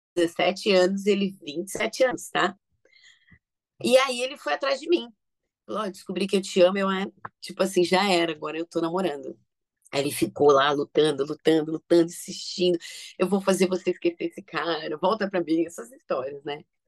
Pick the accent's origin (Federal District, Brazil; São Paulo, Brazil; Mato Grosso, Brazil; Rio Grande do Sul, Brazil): São Paulo, Brazil; Eu, assim, nasci em São Paulo, né, capital